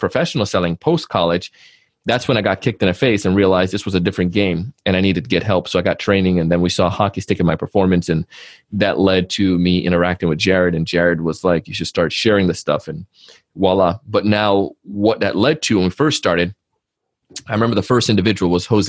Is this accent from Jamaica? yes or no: yes; Jamaica; as a kid growing up in Jamaica, our family had family shops